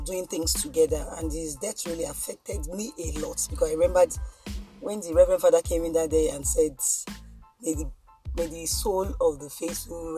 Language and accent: English; Lagos, Nigeria; we grew up somewhere in Ajegunle